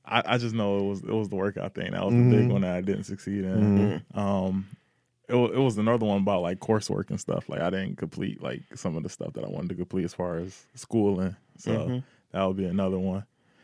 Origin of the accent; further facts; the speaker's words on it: Detroit, Michigan, United States; We're from Detroit. It's the hustle capital. We're going to get this.